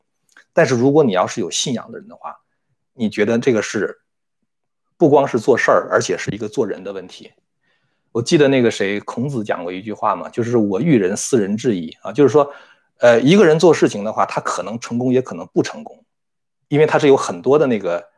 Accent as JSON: {"language": "Chinese", "country": "China", "tie": "born or raised there", "moved": "as an adult", "said": "我也是从小在中共那个洗脑之下长大的"}